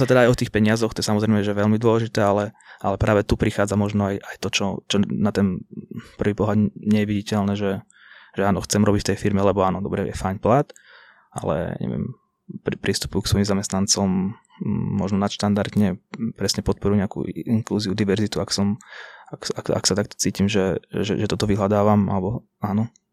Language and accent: Slovak; Banská Bystrica, Banská Bystrica Region, Slovakia; u nás v Banskej Bystrici